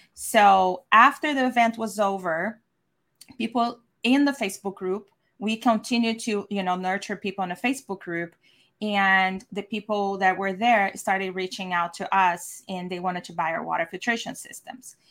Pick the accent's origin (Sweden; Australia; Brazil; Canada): Brazil; now in San Diego, United States; I'm from Brazil, former architect